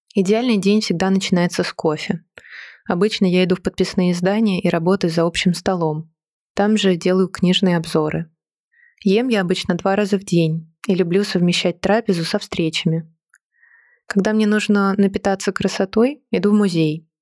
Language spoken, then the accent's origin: Russian; Moscow, Russia; Я родилась и выросла в Москве.